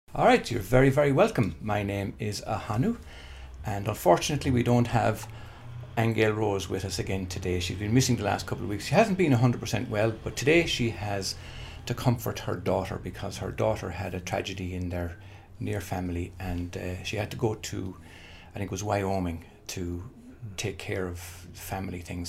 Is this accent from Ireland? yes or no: yes; Ireland; I was born and reared in Holy Catholic Ireland